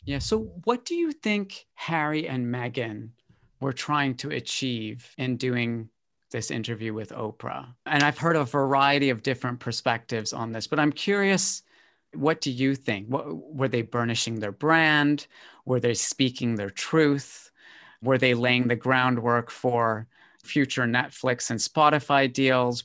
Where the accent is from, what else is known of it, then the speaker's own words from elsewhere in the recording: Canada; also born or lived in Britain; now in United Kingdom; I grew up in Canada, so we grew up singing God Save the Queen in school